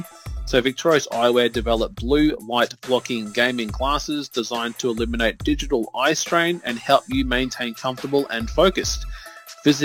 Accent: Australia; I'm an Aussie

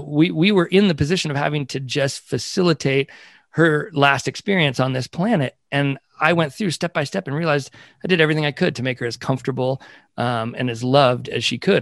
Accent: California, United States; also born or lived in Brockton, Massachusetts; we moved to California when I was two years old, so I've spent, uh, my entire life out here

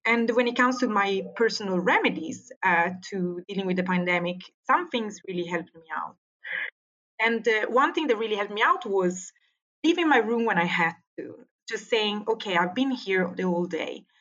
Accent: Italy; English is a second language; now in Sweden; When the pandemic arrived in Europe and in Sweden

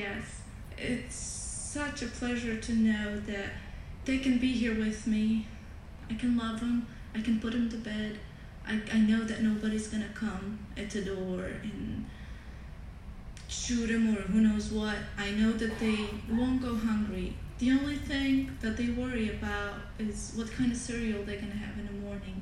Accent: Bosnia & Herzegovina; I was born and raised in Bosnia, a country torn with war, poverty, disaster, and just pure devastation

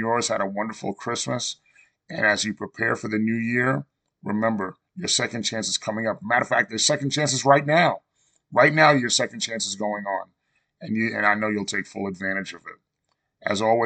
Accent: New York, United States; born or raised there

